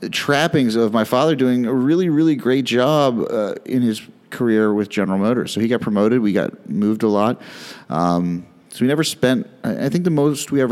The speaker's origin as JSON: {"language": "English", "region": "New Jersey", "country": "United States", "tie": "born there", "also_born_or_lived": "Philadelphia / Cincinnati / Chicago / Detroit", "said": "so I was born in North Jersey, then we moved outside of Philly, and then Cincinnati, and then Chicago, and then outside Detroit, then outside Houston, and then to Maryland, where I went to high school."}